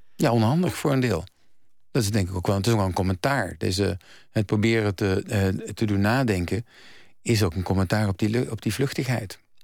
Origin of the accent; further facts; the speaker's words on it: North Brabant, Netherlands; ik ben van huis uit als Brabander